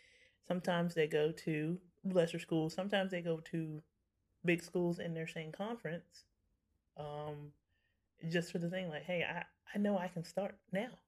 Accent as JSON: {"language": "English", "region": "Georgia", "country": "United States", "said": "I, am from I'm from Georgia, and I'm old."}